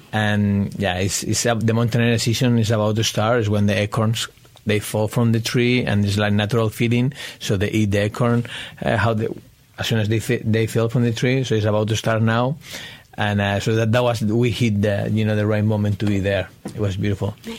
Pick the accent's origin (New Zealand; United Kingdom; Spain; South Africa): Spain; now in United States; I'm originally from Spain